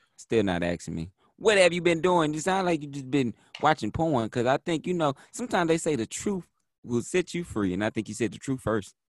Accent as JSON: {"language": "English", "region": "Texas", "country": "United States", "said": "I'm from Texas, so I'm from the country of Texas"}